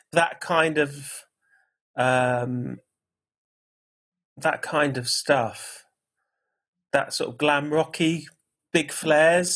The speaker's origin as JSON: {"language": "English", "town": "St Ives", "region": "East of England", "country": "United Kingdom", "tie": "born or raised there", "also_born_or_lived": "Gibraltar / Leicester", "said": "I was brought up in St Ives near Cambridge"}